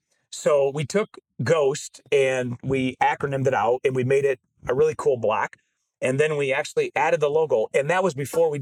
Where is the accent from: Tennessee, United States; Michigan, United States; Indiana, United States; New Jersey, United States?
Michigan, United States; Genesee County; And I'm from Genesee County in Michigan.